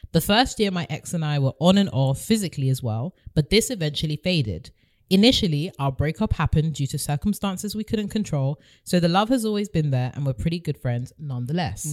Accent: United Kingdom; being British

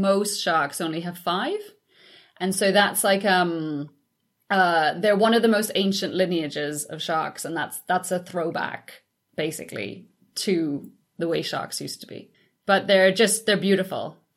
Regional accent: Trinidad & Tobago; moved away; growing up in the Caribbean

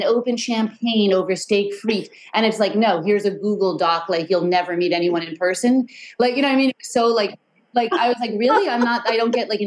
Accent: New York City, New York, United States; I loved growing up in the Chelsea

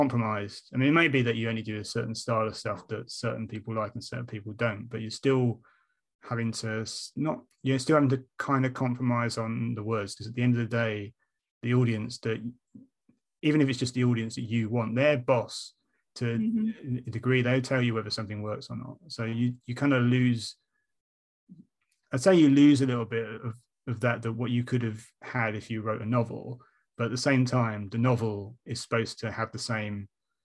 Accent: United Kingdom; we are British

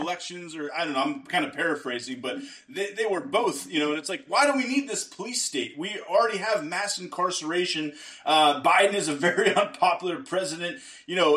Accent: Pittsburgh, Pennsylvania, United States; moved away; I'm from Pittsburgh originally

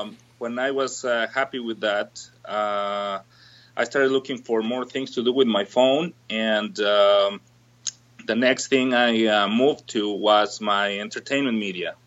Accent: Mexico City, Mexico; moved away as an adult; now in Southern Ontario, Canada; I'm originally from Mexico City

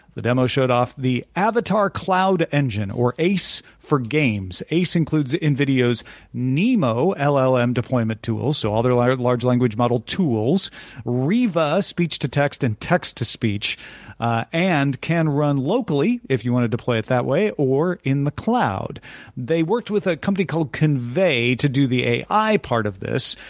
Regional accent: Greenville, Illinois, United States; it's my hometown

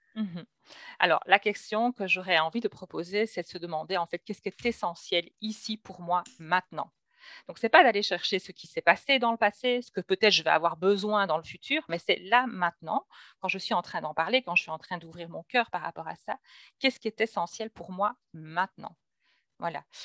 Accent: Belgium; je reçois donc en Belgique, hein, puisque je suis belge

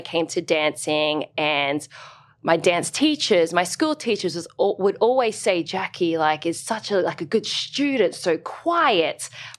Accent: Brisbane, Queensland, Australia; So I'm from Brisbane. Okay. And I grew up in the north of Brisbane. Well, that's where we moved to.

